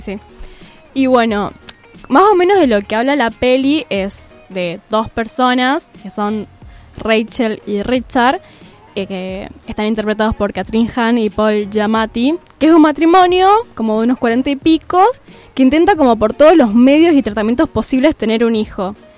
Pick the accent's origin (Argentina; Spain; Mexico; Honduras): Argentina; San Juan; now in Córdoba, Argentina; porque soy sanjuanina